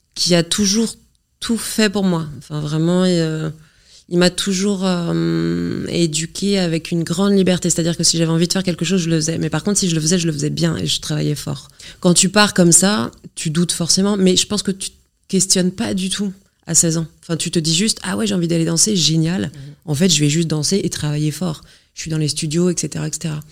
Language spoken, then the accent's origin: French; Normandy, France; je viens d'un petit village de Normandie.